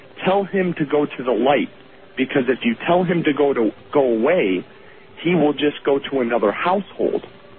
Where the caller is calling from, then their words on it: Lorain, Ohio, United States; Yes, I am calling from Lorain, Ohio, which is about 30 miles west of Cleveland